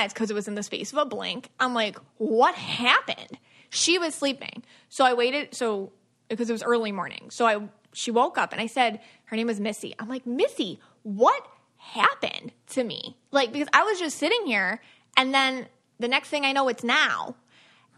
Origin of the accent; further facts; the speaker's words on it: Buffalo, New York, United States; I'm from Buffalo